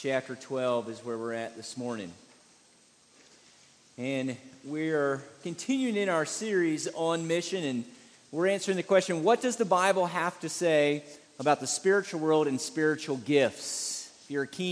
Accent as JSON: {"language": "English", "town": "Savannah", "region": "Georgia", "country": "United States", "said": "I'm from Savannah, Georgia, and Savannah, Georgia is an old historic city"}